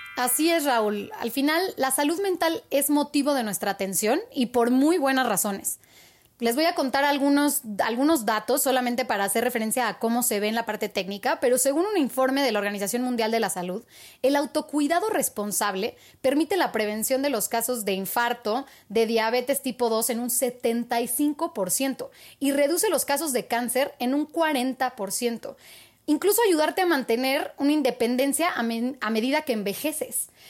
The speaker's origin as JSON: {"language": "Spanish", "country": "Mexico", "said": "como mexicanos"}